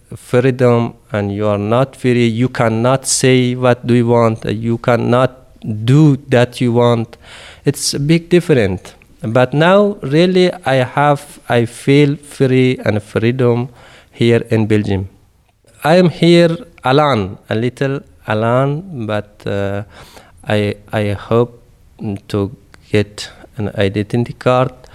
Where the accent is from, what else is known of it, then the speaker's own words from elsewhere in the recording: Afghanistan; first language Dari; English is a second language; moved away as an adult; I'm from Afghanistan, In Red Cross living more than ten guys from Afghanistan, but all that guys speak Pashto, but my native language is Dari.